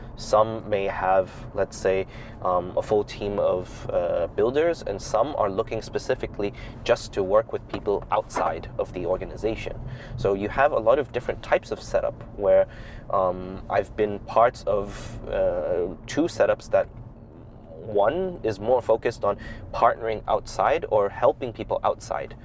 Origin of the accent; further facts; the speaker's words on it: Hong Kong; moved away as an adult; also born or lived in Taiwan / United States / Shanghai, China; now in China; I, I grew up in Hong Kong, and then my father is Shanghainese. Um, so I spent most of my time growing up in Hong Kong